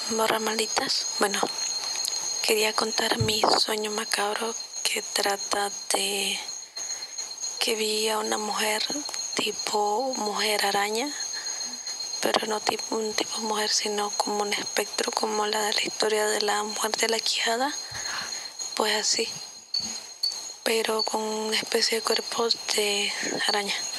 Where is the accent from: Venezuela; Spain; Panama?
Panama; yo soy de Panamá